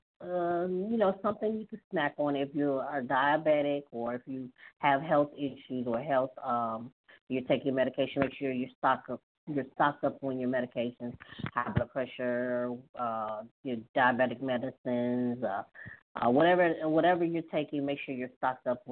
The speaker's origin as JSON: {"language": "English", "town": "Hattiesburg", "region": "Mississippi", "country": "United States", "tie": "born or raised there", "said": "my hometown of Hattiesburg"}